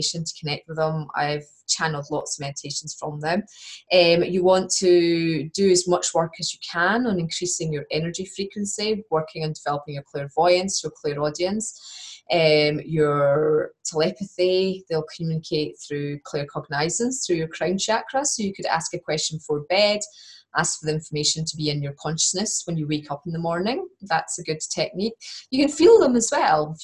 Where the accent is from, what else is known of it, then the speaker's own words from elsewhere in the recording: Scotland, United Kingdom; accent: Scottish; my Scottish accent